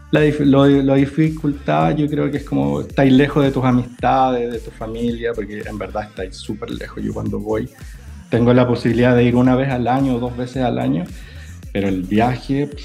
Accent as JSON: {"language": "Spanish", "country": "Chile", "moved": "yes", "lives_now": "Dubai, United Arab Emirates", "said": "No, yo soy chileno, pero me fui hace harto tiempo."}